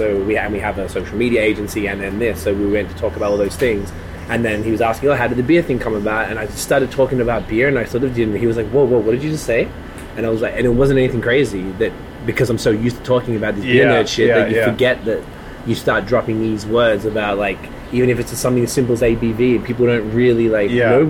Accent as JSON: {"language": "English", "town": "Melbourne", "region": "Victoria", "country": "Australia", "also_born_or_lived": "Toronto, Canada", "moved": "yes", "lives_now": "Canada", "said": "in Australia, I'm from Melbourne"}